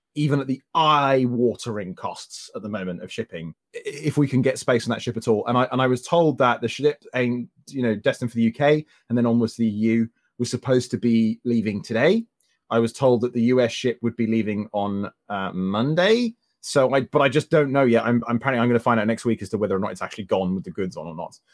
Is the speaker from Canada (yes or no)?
no; Croydon, London, United Kingdom; my hometown in Croydon